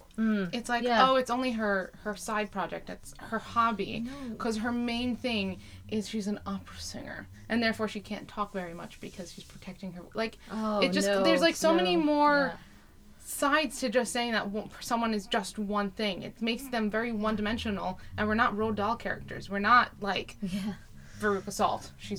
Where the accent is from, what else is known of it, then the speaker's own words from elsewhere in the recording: Israel; accent: American; also born or lived in United States; I was born in the States. We moved to Israel when I was two, so I'm not American at all, really. And in Israel, I'm considered an American. And here, because my accent is very heavily American, I'm considered American.